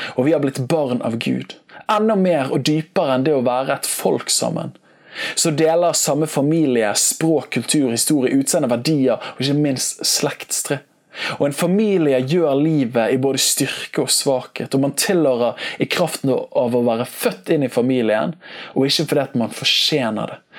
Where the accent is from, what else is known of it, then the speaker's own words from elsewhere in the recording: Bergen, Vestland, Norway; jeg vokste opp med her i Bergen